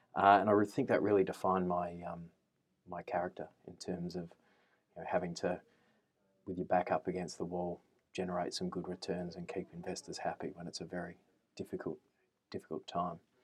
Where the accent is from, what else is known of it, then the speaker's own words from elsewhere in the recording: Adelaide, South Australia, Australia; moved away; also born or lived in Canberra; I am a boy from Adelaide, uh, grew up in the suburbs of Adelaide.